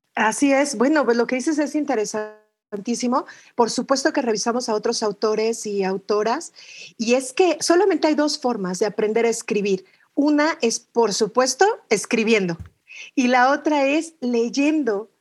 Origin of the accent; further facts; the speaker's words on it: Mexico City, Mexico; Y soy mexicana, nací en la Ciudad de México